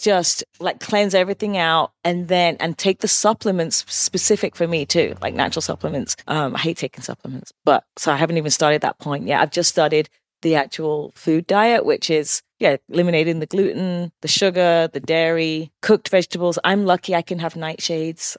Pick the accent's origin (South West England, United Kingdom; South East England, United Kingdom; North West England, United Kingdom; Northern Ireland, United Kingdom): South East England, United Kingdom; West Sussex; moved away as an adult; also born or lived in Cheshire / London; now in New York, United States; from England. I was born in Cheshire, raised in West Sussex